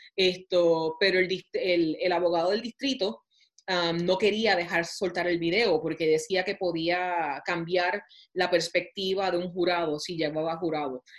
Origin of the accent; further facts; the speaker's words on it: Puerto Rico; moved away as an adult; also born or lived in New York; now in Topeka, United States; borico, aunque naciera en la luna, me crié en Puerto Rico